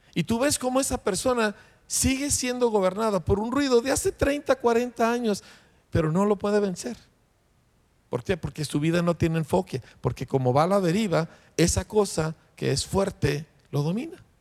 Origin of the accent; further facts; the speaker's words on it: Mexico; nosotros somos mexicanos